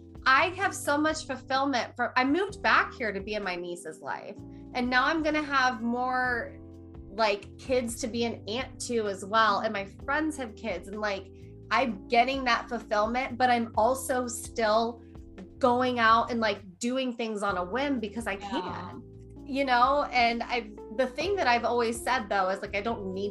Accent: Midwest, United States; I was raised in a Midwestern lifestyle

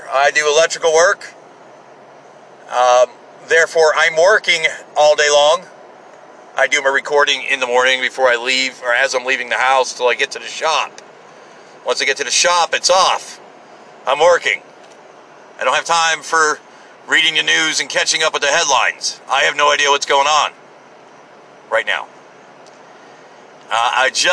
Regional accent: United States; as an American

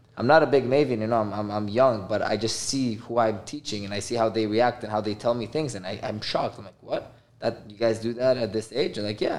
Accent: Miami, Florida, United States; also born or lived in Israel / Toronto, Canada; I grew up in Miami. I moved for a few years to Israel, and then I moved to Canada, Toronto. And then, Baruch Hashem, my family moved here mid-COVID to Miami

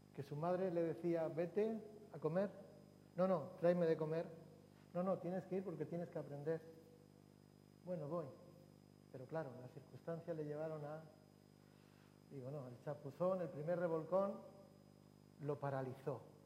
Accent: Durango, Basque Country, Spain; recuerdo que en mi pueblo, en Durango

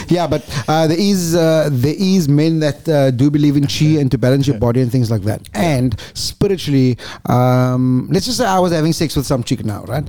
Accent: Cape Town, Western Cape, South Africa; I was born in Lentegele, Clock Tower, and then went to Eastridge, Westridge, and Sakagut. But when we grew up, mommy and daddy both had to go to work

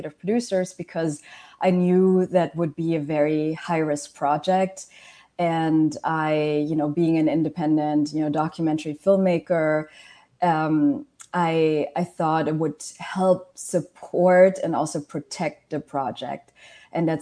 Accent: Germany; moved away as an adult; also born or lived in Malaysia / Washington, D.C.; I was born in Malaysia, I grew up in Germany

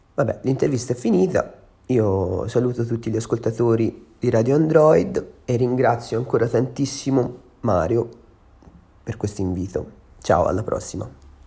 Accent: Empoli, Tuscany, Italy; now in Milan, Italy; sono un cantautore toscano, sono nato a Empoli

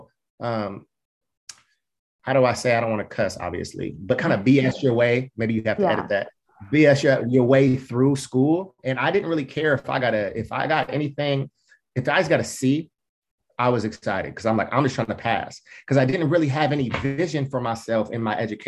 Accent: Portland, United States; I grew up in Black culture in inner city Portland

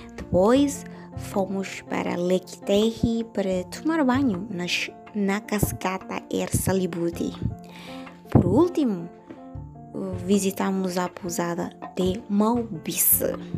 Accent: Dili, Timor-Leste; Sou da Dili

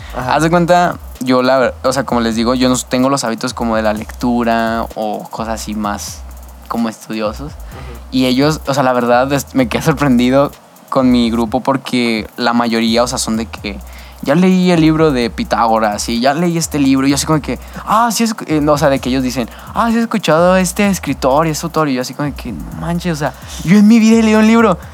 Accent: Torreón, Coahuila, Mexico; also born or lived in El Paso, Texas; desde entonces estoy viviendo aquí en Torreón, o sea, literalmente nomás estuve muy poquito allá en El Paso

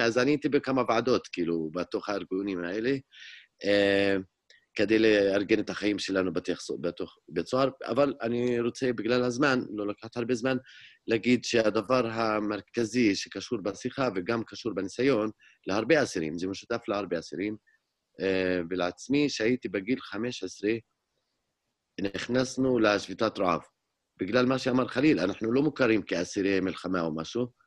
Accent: Hizma, Palestine; Hebrew is a second language; אני נולדתי וגדלתי באזור ירושלים, דווקא בכפר חזמה, שזה היום מעבר לגדר ההפרדה.

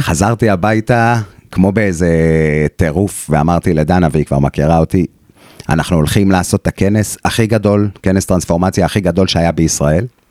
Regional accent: Israel; moved away; also born or lived in Australia; אנחנו הישראלים הדעתנים והווכחנים

